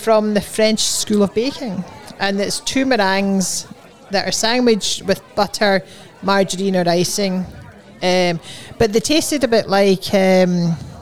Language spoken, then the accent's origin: English; Scotland, United Kingdom; we're from Scotland